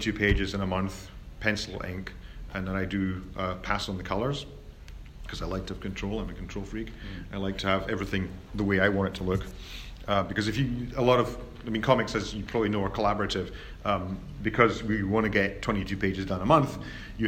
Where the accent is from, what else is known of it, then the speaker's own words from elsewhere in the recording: United Kingdom; I'm British